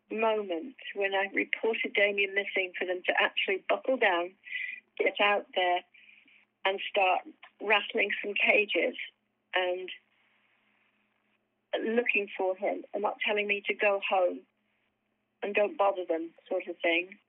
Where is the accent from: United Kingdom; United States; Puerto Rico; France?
United Kingdom; and I'm British